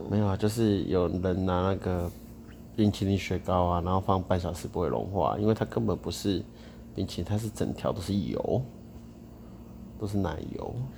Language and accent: Chinese; Tainan, Taiwan; 我台南人